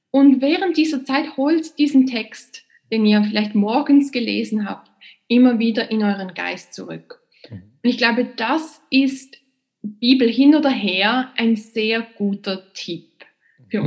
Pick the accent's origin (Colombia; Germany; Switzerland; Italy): Switzerland; Basel, Basel-Stadt; also born or lived in Princeton, United States / New York, United States; Und dann bin ich zurückgekommen in meine Heimatstadt Basel